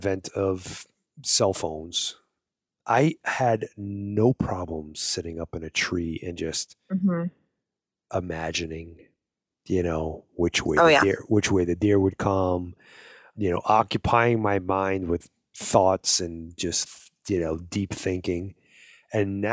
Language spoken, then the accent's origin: English; East Coast, United States; I wasn't born in the Midwest, but I was born on the East Coast